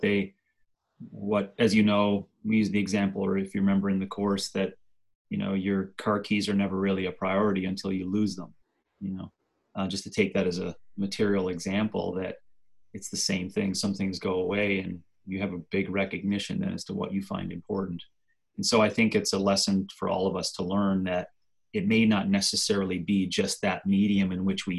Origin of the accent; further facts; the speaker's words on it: Newfoundland and Labrador, Canada; moved away; As a child, I was in Jackrabbits from age 4, I think, till like 12, where they had two courses there in Labrador